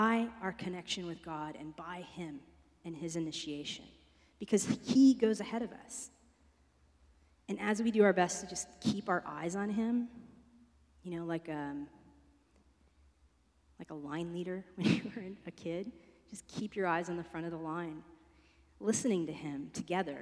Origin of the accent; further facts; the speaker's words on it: East Coast, United States; moved away; I'm from the East Coast